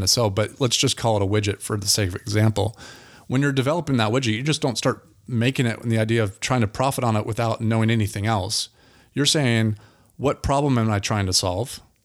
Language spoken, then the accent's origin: English; Altamonte Springs, Florida, United States; now in Apopka, United States; I grew up in Altamont Springs